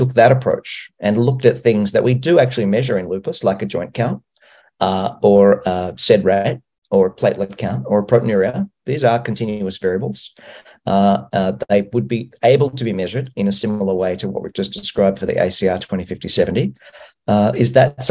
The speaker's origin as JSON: {"language": "English", "country": "Australia", "said": "I'm from Australia"}